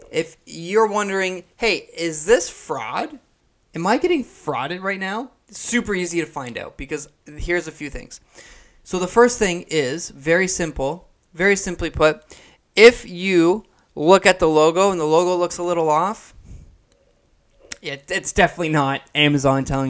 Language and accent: English; Canada; I'm from Canada. I'm from Canada, right? So I'm all the way up here in Canada